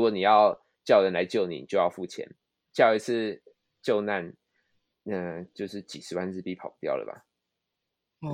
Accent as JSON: {"language": "Chinese", "country": "Taiwan", "moved": "as an adult", "lives_now": "Japan", "said": "我们台湾人"}